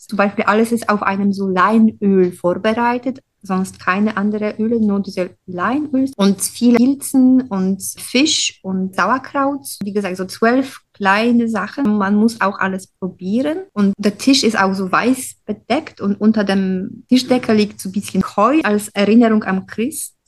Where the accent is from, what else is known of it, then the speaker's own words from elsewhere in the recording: Poland; German is a second language; moved away as an adult; now in Bonn, Germany; ich komme aus Polen und ähm, ich bin hier in Bonn schon seit zehn Jahren